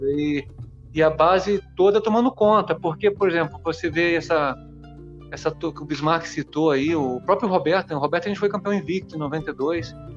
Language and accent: Portuguese; Espírito Santo, Brazil; moved away; eu sou capixaba, né, cara? Eu, eu fui descoberto lá jogando uma competição no meu estado